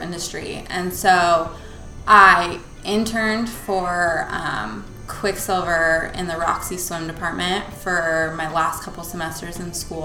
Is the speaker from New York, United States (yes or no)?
no; Palos Verdes, California, United States; right here in Palos Verde. We went to high school together